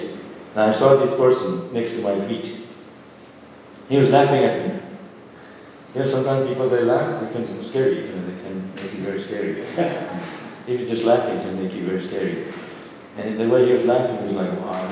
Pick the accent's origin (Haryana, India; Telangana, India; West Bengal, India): West Bengal, India; Shantipur; a small boy growing up in Shantipur